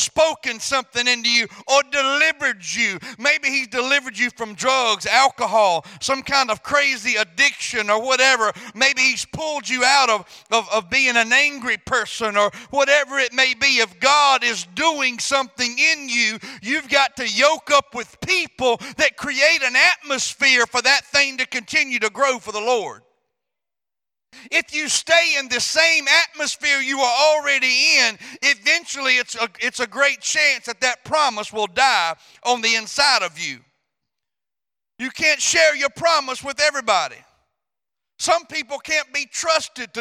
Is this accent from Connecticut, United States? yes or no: no; Louisiana, United States; moved away; I'm from Louisiana